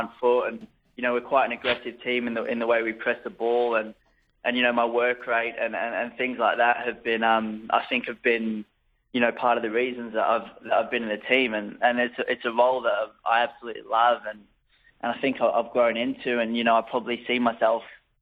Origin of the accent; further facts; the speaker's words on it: Australia; also born or lived in United Kingdom; now in Austria; I am Australian